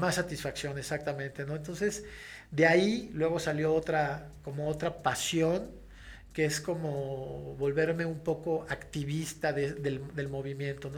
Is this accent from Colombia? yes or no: no; León, Guanajuato, Mexico; also born or lived in Mexico City; yo a los casi seis años me mudo con mi mamá este, y con mis hermanos y con un tío, hermano de mi mamá, a la ciudad de León, Guanajuato